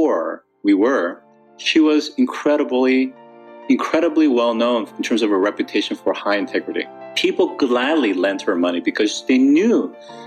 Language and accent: English; South Korea; I grew up in South Korea during the 1970s.